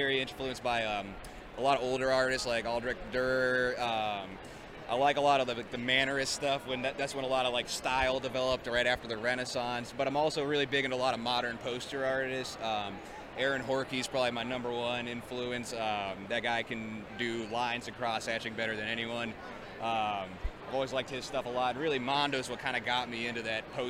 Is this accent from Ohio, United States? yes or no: yes; Alliance, Ohio, United States; I grew up in near Alliance, Ohio